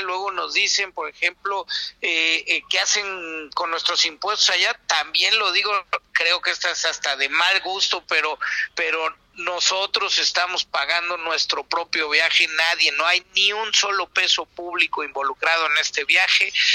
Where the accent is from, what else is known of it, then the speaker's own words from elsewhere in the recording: Mexico; Estamos cuatro diputados mexicanos